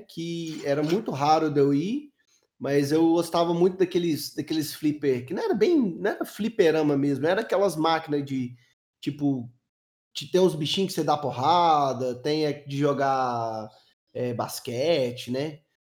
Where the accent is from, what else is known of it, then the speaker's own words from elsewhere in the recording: Belo Horizonte, Minas Gerais, Brazil; eu sou de Minas